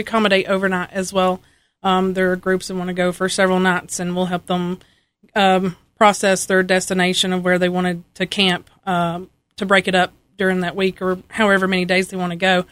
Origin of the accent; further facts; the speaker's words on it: Ashe County, North Carolina, United States; I am from Ashe County. I'm born and raised here, um, all my life